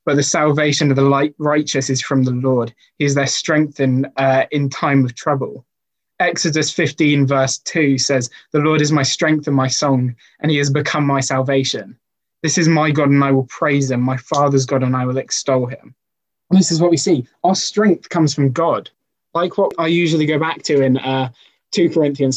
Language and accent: English; Welsh, Wales, United Kingdom; as a Welshman